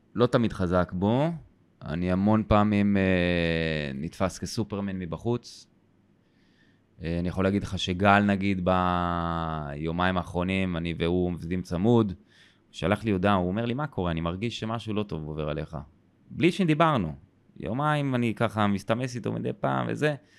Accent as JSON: {"language": "Hebrew", "country": "Israel", "tie": "born or raised there", "said": "אני גדלתי בקיבוץ"}